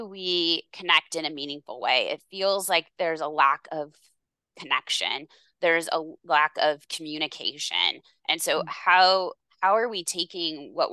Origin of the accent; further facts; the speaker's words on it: Seattle, Washington, United States; I grew up in the Seattle area